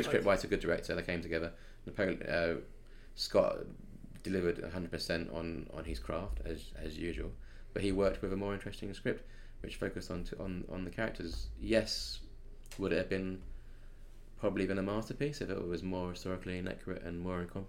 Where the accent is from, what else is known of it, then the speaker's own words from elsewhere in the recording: England, United Kingdom; I'm English